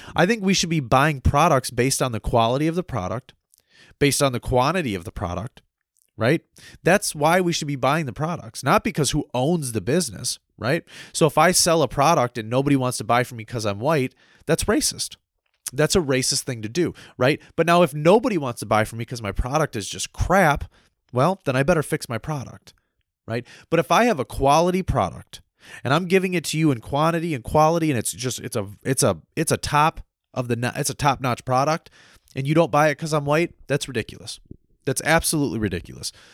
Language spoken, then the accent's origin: English; United States; I was born and raised as a free American